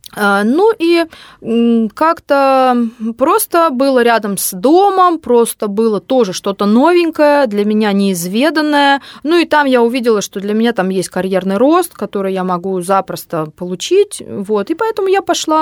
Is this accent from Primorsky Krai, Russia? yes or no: no; Kemerovo, Kemerovo Oblast, Russia; moved away as an adult; also born or lived in Krasnoyarsk; now in Moscow, Russia; я из Кемерово. Я родилась там, я там прожила, э, закончила школу, и только потом уехала